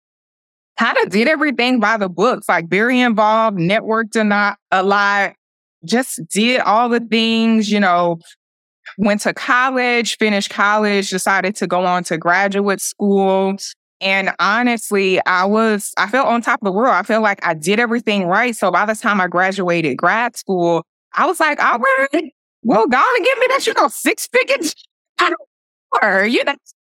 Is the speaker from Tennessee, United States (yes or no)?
yes; Nashville, Tennessee, United States; I was born and raised in Nashville, Tennessee. So I am true Southern bred